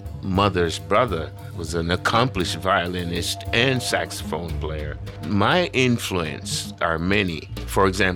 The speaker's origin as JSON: {"language": "English", "town": "Kingston", "country": "Jamaica", "tie": "born or raised there", "moved": "yes", "lives_now": "Twin Cities, United States", "said": "I was born in Kingston, Jamaica, very close to the Caribbean Sea"}